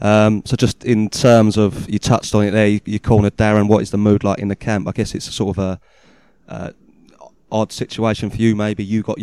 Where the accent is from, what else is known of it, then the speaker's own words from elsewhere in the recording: United Kingdom; As a Brit, wrestling, it's not what we're necessarily known for.